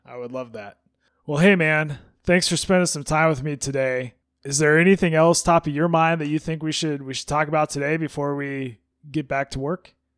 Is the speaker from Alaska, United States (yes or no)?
yes; Alaska, United States; growing up in Alaska